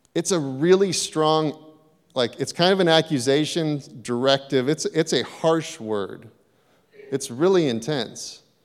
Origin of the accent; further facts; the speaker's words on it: Hayward, California, United States; I grew up in Hayward. I grew up in a tough part of Hayward